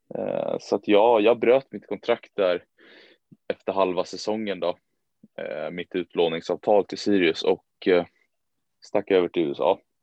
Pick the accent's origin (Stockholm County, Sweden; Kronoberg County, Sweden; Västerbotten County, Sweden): Stockholm County, Sweden; Danderyd; also born or lived in United States; en liten klubb som heter Danderyds eh, sportklubb. Eh, där jag även är liksom, född och uppvuxen